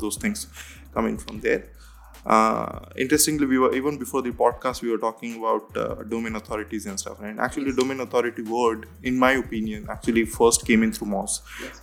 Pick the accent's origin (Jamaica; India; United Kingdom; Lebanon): India; moved away; I come from India